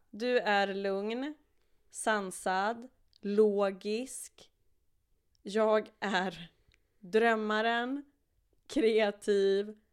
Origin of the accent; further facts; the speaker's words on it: Uppsala, Uppsala County, Sweden; en lokaltidning här i Uppsala, där vi kommer ifrån båda två.